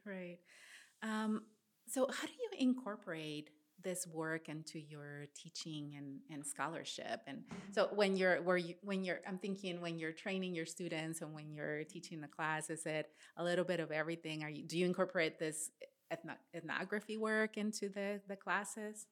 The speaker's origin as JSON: {"language": "English", "town": "Matamoros", "region": "Tamaulipas", "country": "Mexico", "tie": "born or raised there", "also_born_or_lived": "Midwest, United States", "moved": "yes", "said": "I grew up in Matamoros, Tamaulipas"}